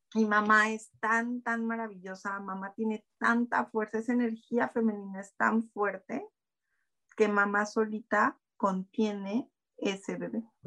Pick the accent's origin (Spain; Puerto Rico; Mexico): Mexico; sí soy mexicana.